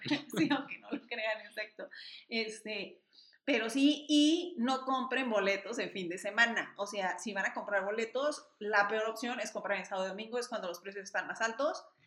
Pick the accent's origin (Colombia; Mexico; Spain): Mexico